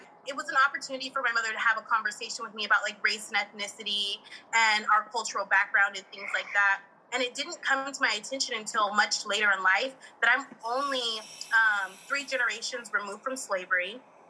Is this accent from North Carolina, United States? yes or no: no; Bay Area, California, United States; moved away as an adult; now in Sacramento, United States; I'm from the Bay Area. And there are so many black and brown people in the Bay Area, but Sacramento is white as hell. And that's when I realized like, damn, like I'm black, like I'm hella black.